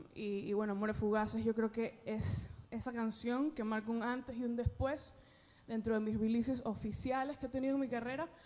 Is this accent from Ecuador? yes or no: yes; Ecuador; moved away as an adult; now in Miami, United States; yo llevo viviendo seis años acá, soy de Ecuador, pero llevo viviendo seis años acá